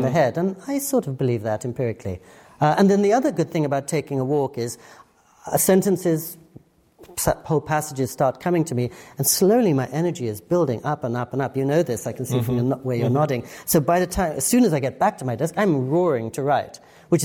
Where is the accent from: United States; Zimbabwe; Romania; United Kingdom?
United Kingdom; England; Growing up in England, I never learned to type.